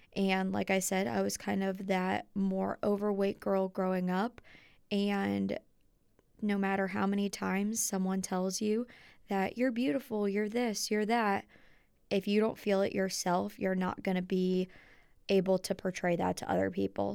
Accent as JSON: {"language": "English", "town": "Dayton", "region": "Ohio", "country": "United States", "tie": "born or raised there", "moved": "as an adult", "said": "My hometown is in Dayton, Ohio"}